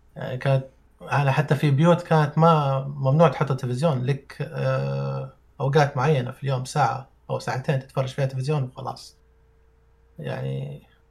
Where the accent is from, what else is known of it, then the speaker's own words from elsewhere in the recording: Saudi Arabia; أنا من مواليد السعودية وما خرجت من السعودية.